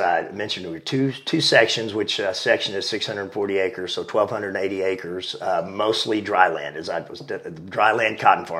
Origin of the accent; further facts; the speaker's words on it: Lubbock, Texas, United States; also born or lived in Slaton, Texas; I was born in Lubbock, Texas, which is a town in the Panhandle.